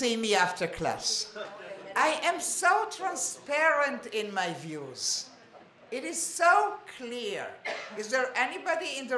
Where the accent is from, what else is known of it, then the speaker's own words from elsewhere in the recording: Israel; also born or lived in Montreal, Canada; I was born in Israel, my family, my kids were born in Israel, we are all Sabras